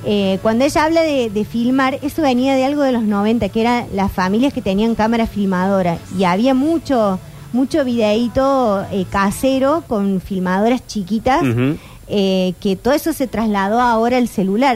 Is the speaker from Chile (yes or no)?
no; Argentina; nos identifica mucho como argentinos